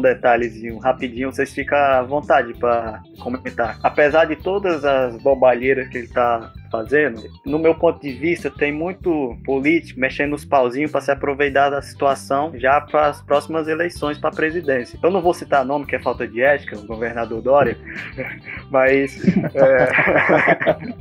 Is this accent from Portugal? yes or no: no; Brazil; nós somos brasileiros